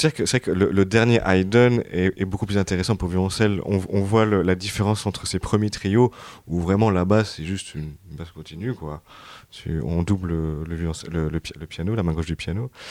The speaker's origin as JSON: {"language": "French", "country": "France", "said": "on est français"}